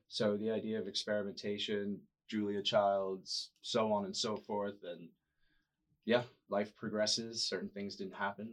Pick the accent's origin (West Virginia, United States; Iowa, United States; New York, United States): New York, United States; New York City; moved away as an adult; also born or lived in Boston; now in San Diego, United States; I grew up in New York City